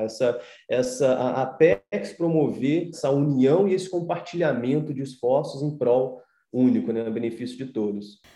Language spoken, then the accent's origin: Portuguese; Brazil; como brasileiro